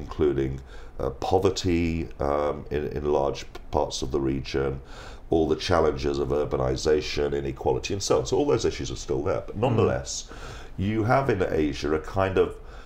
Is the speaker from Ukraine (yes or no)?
no; England, United Kingdom; being an Englishman